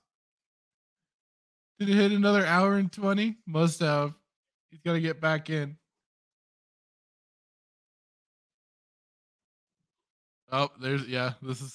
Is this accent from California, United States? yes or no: yes; California, United States; I'm from California